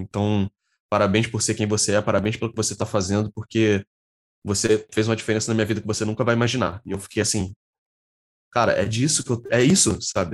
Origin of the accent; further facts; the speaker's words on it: Rio de Janeiro, Brazil; eu nasci na zona oeste do Rio de Janeiro, aqui em Jacarepaguá. Eu sou da Taquara, atualmente. Moro aqui já desde pequenininho